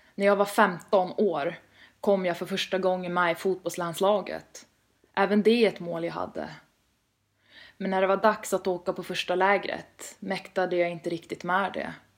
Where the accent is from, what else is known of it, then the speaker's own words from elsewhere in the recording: Västerås, Västmanland, Sweden; moved away as an adult; now in Stockholm, Sweden; Född och uppvuxen i Västerås, men rör mig mest i huvudstaden numera